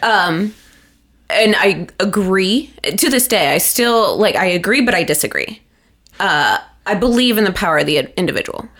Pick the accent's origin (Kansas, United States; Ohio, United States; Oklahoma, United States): Ohio, United States; Cincinnati; when I went, it was, like, the largest high school in Ohio